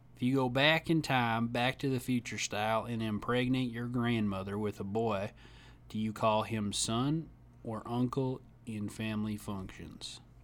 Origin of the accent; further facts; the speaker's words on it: Tennessee, United States; I grew up in Tennessee.